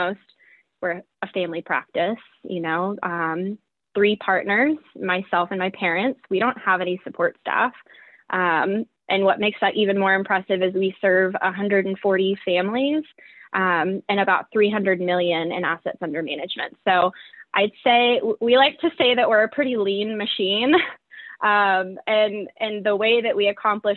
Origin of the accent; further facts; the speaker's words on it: Southwest Virginia, United States; moved away as an adult; also born or lived in New England; I'm a Southerner at heart. I grew up in Southwest Virginia